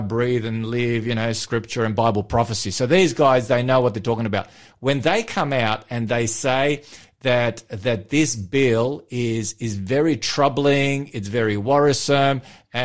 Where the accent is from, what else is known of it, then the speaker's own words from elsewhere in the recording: Victoria, Australia; moved away; In my home state there